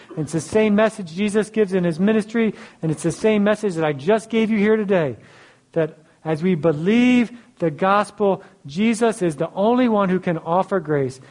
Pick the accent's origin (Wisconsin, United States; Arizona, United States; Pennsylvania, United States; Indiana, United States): Pennsylvania, United States; Philadelphia; I grew up in Philly.